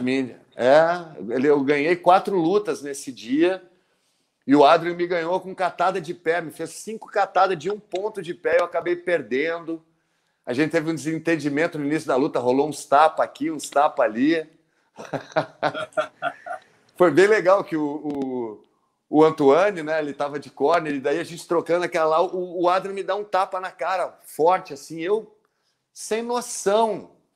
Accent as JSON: {"language": "Portuguese", "country": "Brazil", "said": "eu sou brasileiro"}